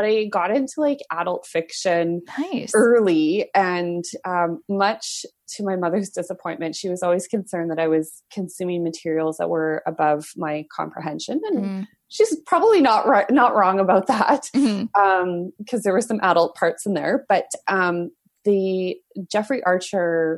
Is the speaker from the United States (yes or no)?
no; Alberta, Canada; when I was growing up in Alberta